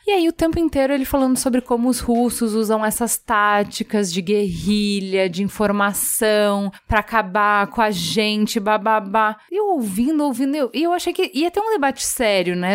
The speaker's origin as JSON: {"language": "Portuguese", "country": "Brazil", "said": "Eu sou brasileira"}